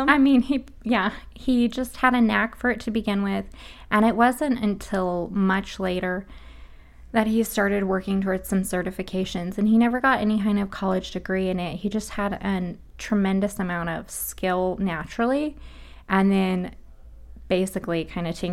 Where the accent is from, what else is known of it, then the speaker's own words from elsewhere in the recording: Sacramento, California, United States; born there; also born or lived in Hawaii; I was born in Sacramento, California, um, and then we moved to Hawaii